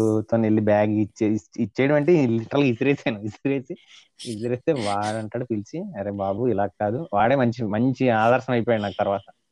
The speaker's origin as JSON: {"language": "Telugu", "town": "Kakinada", "region": "Andhra Pradesh", "country": "India", "tie": "born or raised there", "also_born_or_lived": "Visakhapatnam", "said": "intermediate మా ఊరు కాకినాడ"}